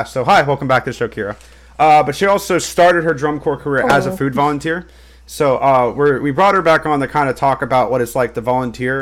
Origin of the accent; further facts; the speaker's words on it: the American South, United States; As a Southerner and a Baptist